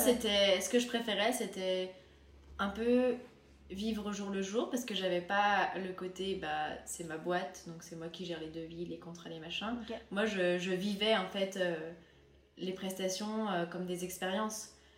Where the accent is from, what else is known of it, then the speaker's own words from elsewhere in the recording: France; also born or lived in Finland; Je suis française et j'ai aussi la double nationalité finlandaise